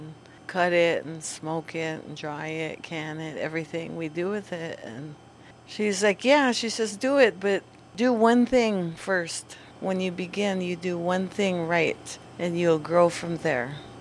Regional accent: Warm Springs, Oregon, United States; I'm from Warm Springs. I grew up here

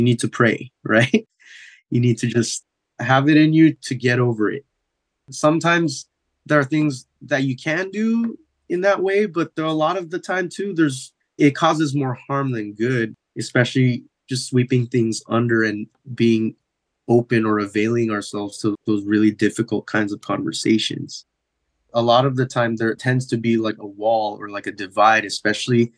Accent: San Diego, California, United States; growing up in San Diego

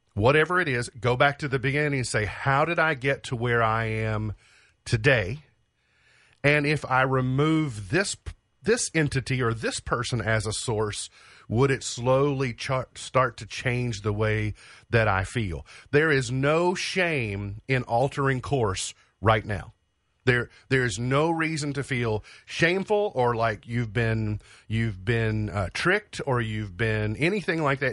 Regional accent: United States; I'm an American

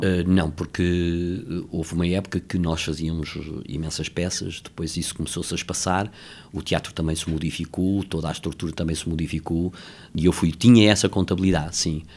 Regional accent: Lisbon, Portugal; vivia em Campolide, nasci em Campolide

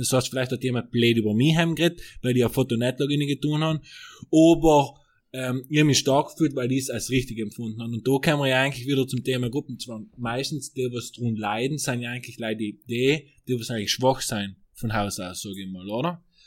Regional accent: South Tyrol, Trentino-Alto Adige, Italy; wir Südtiroler

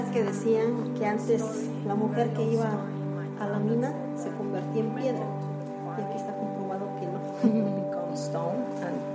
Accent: Oaxaca, Mexico; yo soy mexicana de Oaxaca.

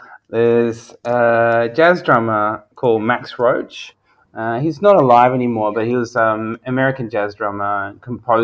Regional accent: Sweden; now in Australia; where I grew up in Sweden, and then coming here to Australia

